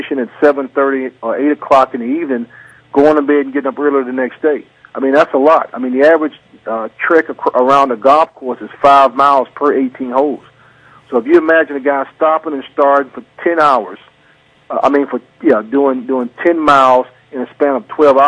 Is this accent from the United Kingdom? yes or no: no; North Carolina, United States; I'm from North Carolina.